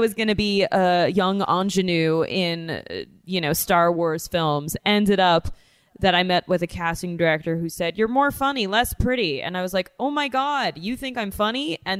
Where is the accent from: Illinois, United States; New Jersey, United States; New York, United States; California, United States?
New York, United States; Great Neck; moved away as an adult; also born or lived in Queens, New York / Virginia; now in Los Angeles, United States; I was born in Queens, raised in Great Neck, land of the Jews.